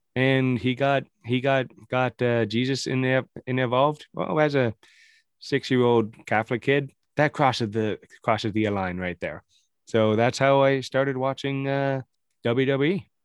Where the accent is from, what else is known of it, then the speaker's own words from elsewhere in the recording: Welland, Ontario, Canada; I was born in Welland on Ontario